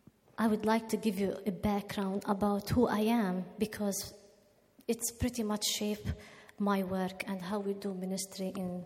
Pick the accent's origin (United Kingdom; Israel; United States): Israel; also born or lived in Nazareth; I'm from Israel.